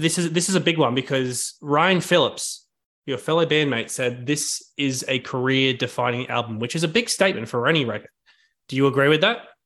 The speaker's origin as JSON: {"language": "English", "town": "Sydney", "region": "New South Wales", "country": "Australia", "tie": "born or raised there", "moved": "as an adult", "lives_now": "New York, United States", "said": "I've been in Sydney for my whole life, but moved to New York, like, five months ago now"}